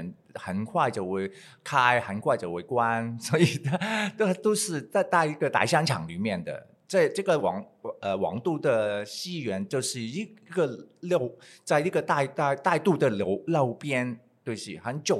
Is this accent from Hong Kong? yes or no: yes; Hong Kong; Chinese is a second language; 呃，我是来呃来自香港的。